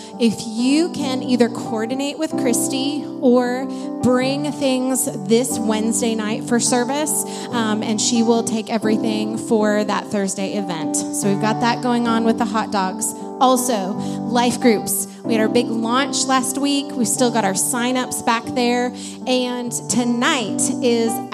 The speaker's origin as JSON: {"language": "English", "region": "Montana", "country": "United States", "tie": "born or raised there", "moved": "yes", "lives_now": "Arizona, United States", "said": "my hometown in Montana"}